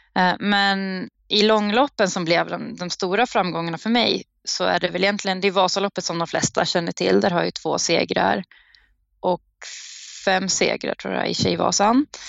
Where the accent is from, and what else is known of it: Uppsala, Uppsala County, Sweden; moved away